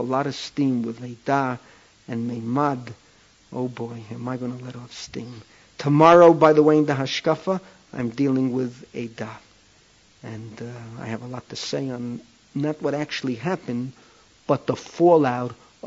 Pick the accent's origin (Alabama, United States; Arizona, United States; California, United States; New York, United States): New York, United States; New York City; moved away as an adult; now in Israel; We came from the Bronx, similar backgrounds.